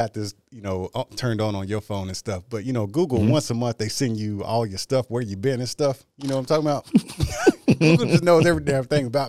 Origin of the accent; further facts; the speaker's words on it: Austin, Texas, United States; also born or lived in Cherry Point, North Carolina; now in Houston, United States; I'm glad I made it back to Houston. It was close enough to Austin, Texas. That's my hometown.